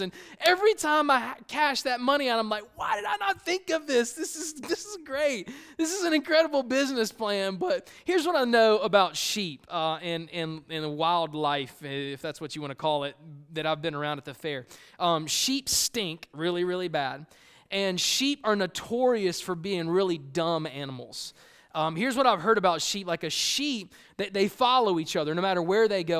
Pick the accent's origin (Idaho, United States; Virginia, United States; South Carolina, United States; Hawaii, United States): South Carolina, United States; Columbia; moved away; I grew up in Columbia, South Carolina, the concrete jungle